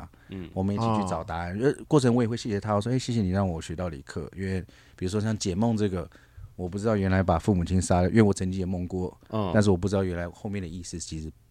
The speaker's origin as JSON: {"language": "Chinese", "country": "Taiwan", "said": "我自己本身也喜欢旅行，所以每次在旅行，我介绍我是台湾来的时候，我都会说我们是全亚洲第一个"}